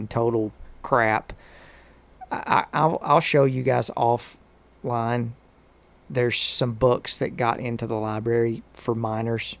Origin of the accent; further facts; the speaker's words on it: Grundy County, Tennessee, United States; now in Murfreesboro, United States; I'm from Grundy County